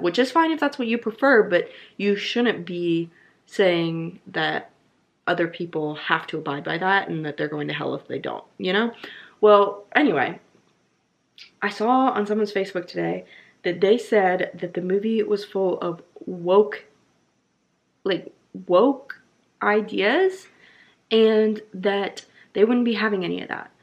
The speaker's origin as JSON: {"language": "English", "region": "the Bible Belt", "country": "United States", "tie": "born or raised there", "said": "I grew up in the Bible Belt."}